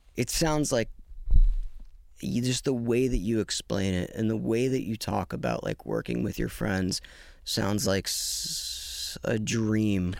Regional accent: Tucson, Arizona, United States; now in Los Angeles, United States; I grew up in Tucson

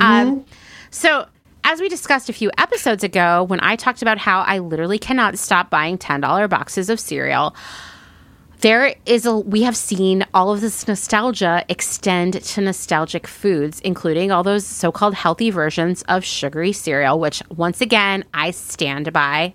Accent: Pennsylvania, United States; I'm from Pennsylvania

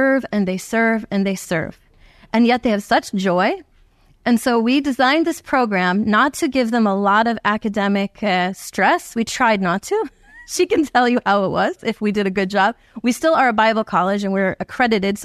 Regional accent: New Jersey, United States; I'm from New Jersey

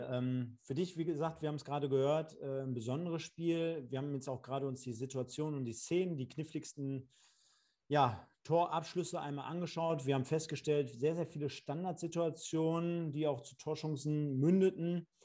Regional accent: Münster, North Rhine-Westphalia, Germany; war ich im Stadion, klar als Münsteraner sowieso oder ehemaliger.

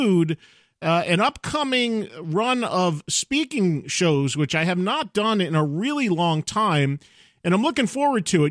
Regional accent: New Jersey, United States; New Jersey, my home state

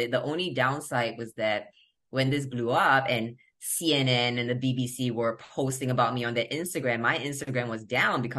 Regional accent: Ohio, United States; I'm from Ohio

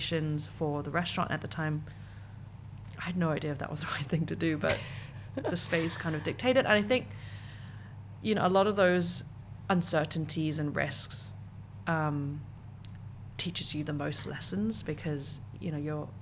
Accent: Hong Kong; also born or lived in United Kingdom; I come from Hong Kong

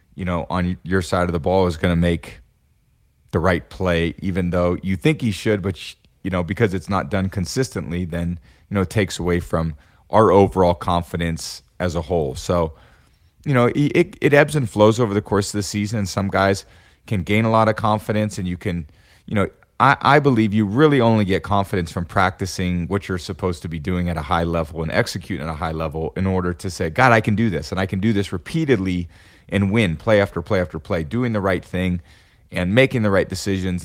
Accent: Bay Area, California, United States; moved away as an adult; also born or lived in Boston; growing up in the Bay Area, NorCal kid, you know, I grew up with the Niners as my team

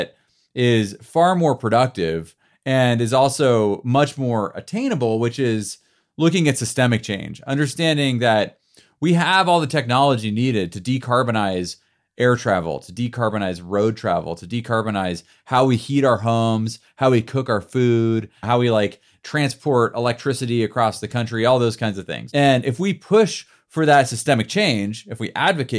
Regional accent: United States; also born or lived in Bend, Oregon; As American citizens

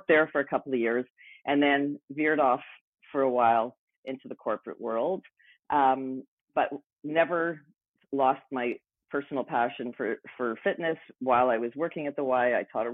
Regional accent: Montreal, Quebec, Canada; moved away as an adult; also born or lived in Vancouver; I moved from Montreal, where I grew up, to Vancouver.

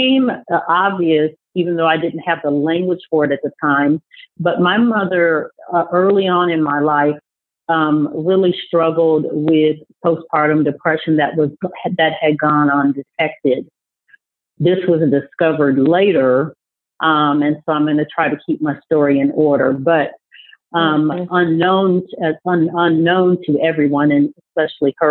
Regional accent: Des Moines, Iowa, United States; moved away; also born or lived in Kansas City, Missouri; I was born and raised in Des Moines, Iowa

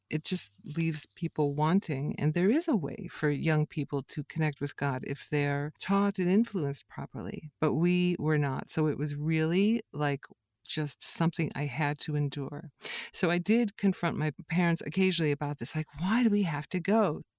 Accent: Ohio, United States; as a kid growing up in Ohio

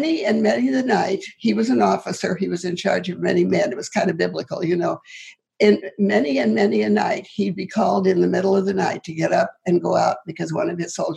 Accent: Moreland, Montana, United States; moved away; I grew up in Moreland, Montana, which is under Libby Dam now.

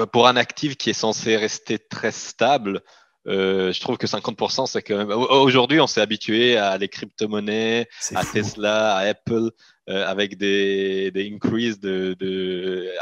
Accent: Italian-speaking Switzerland, Switzerland; moi, je suis, je suis grandi en Suisse, donc la partie italienne de la Suisse.

